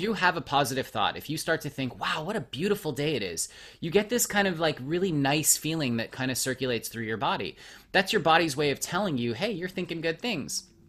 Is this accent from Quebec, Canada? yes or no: yes; Montreal, Quebec, Canada; now in Los Angeles, United States; I was born in Montreal and I, I live